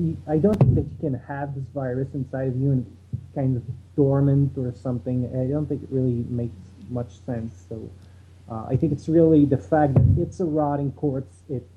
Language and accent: English; Montreal, Quebec, Canada; I'm from Montreal.